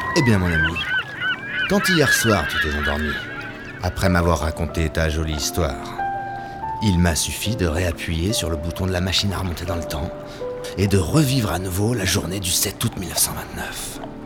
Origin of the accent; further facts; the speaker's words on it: France; je suis français